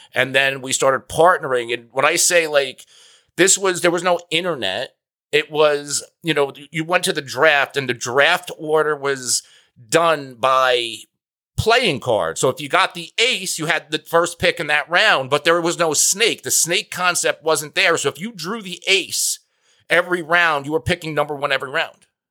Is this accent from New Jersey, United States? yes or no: yes; New Jersey, United States; I'm from New Jersey.